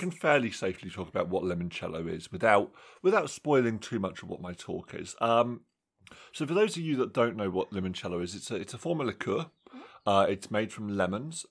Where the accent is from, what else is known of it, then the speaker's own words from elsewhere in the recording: England, United Kingdom; in my hometown, obviously, we've got our, our sort of standard superstore.